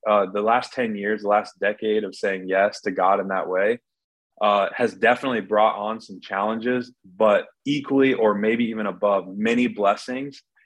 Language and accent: English; Iowa City, Iowa, United States; I'm from Iowa City, Iowa, where the Hawkeyes are